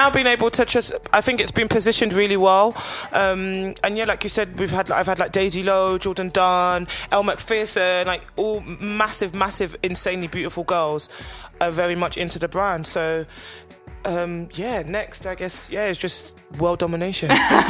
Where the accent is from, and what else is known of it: London, United Kingdom